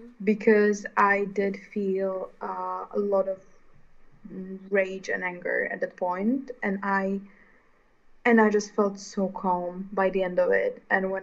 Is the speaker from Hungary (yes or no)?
yes; Hungary; English is a second language; like, I'm from Hungary and I have the same kind of problem of being my authentic self within a country and culture that, like, feels so oppressive in a way